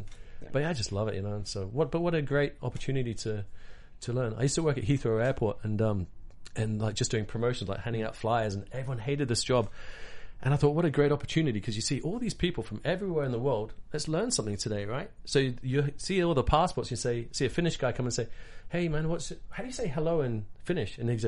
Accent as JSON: {"language": "English", "country": "Hong Kong", "tie": "born or raised there", "said": "I grew up in Hong Kong as a kid, so I speak Cantonese, which is the craziest thing."}